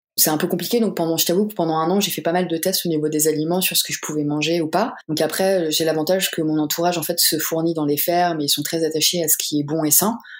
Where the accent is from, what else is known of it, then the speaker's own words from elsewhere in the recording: Normandy, France; moved away; je suis normande à la base